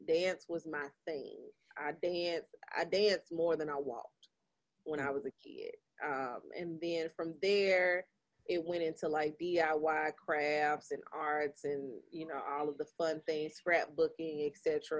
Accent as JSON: {"language": "English", "town": "Memphis", "region": "Tennessee", "country": "United States", "tie": "born or raised there", "also_born_or_lived": "Jacksonville, Florida", "said": "So originally I was born in Florida, but I was raised in Memphis. I've been in Memphis since I was 2 years old."}